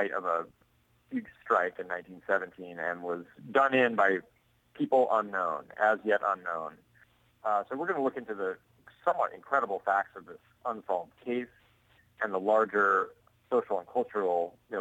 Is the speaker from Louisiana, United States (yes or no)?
no; Montana, United States; now in Portland, United States; I grew up in Montana